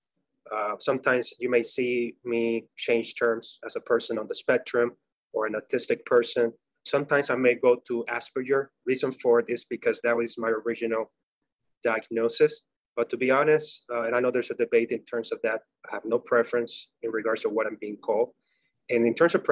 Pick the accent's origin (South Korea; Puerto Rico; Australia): Puerto Rico; English is a second language; moved away as an adult; now in Florida, United States; Was born and raised in Puerto Rico